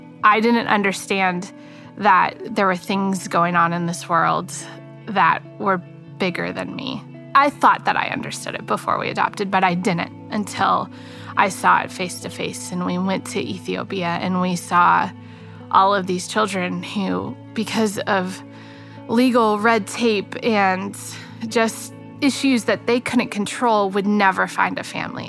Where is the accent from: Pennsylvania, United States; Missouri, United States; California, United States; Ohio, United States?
Ohio, United States; Northeast; moved away; my hometown, which is a small town in Northeast Ohio